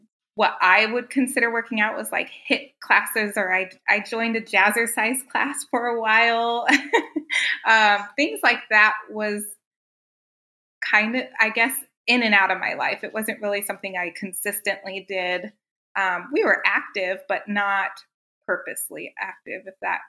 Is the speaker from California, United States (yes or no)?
yes; Southern California, United States; moved away as an adult; now in San Antonio, United States; We live in San Antonio, but I came from California. So I was born and raised in Southern California